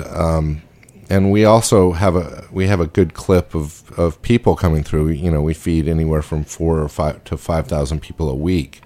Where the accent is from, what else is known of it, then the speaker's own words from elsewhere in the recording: Salt Lake City, Utah, United States; I grew up in Salt Lake City